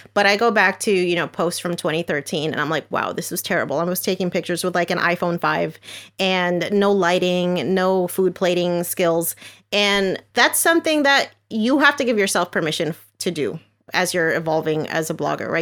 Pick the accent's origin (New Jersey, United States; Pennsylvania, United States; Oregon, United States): New Jersey, United States; moved away as an adult; now in Florida, United States; I'm originally from New Jersey.